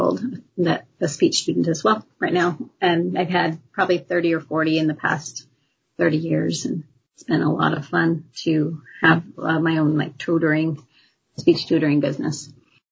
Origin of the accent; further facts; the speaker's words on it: Longview, Washington, United States; I grew up pretty much in Longview